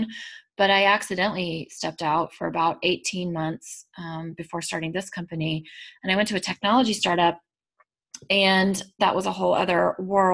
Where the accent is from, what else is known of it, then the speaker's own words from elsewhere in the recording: Texas, United States; now in Massachusetts, United States; I'm from Texas originally